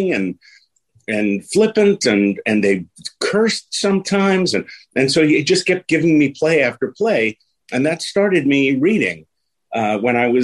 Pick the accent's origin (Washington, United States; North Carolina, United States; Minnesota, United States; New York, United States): New York, United States; New York City; also born or lived in Bronx, New York / Jackson Heights, Queens; I'm originally from the Bronx, and when I was five, we moved to Queens